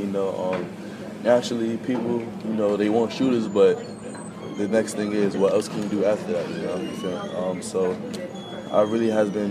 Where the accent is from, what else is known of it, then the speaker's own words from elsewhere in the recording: New York City, New York, United States; coming up from Brooklyn